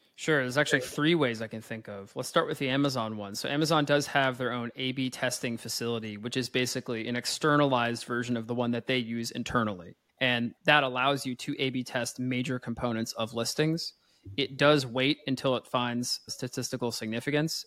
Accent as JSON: {"language": "English", "region": "Pennsylvania", "country": "United States", "moved": "yes", "lives_now": "France", "said": "I'm from Pennsylvania, though I do live here in France"}